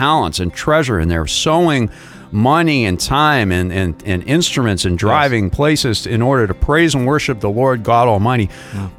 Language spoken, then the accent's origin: English; Boston, Massachusetts, United States; I'm originally from Boston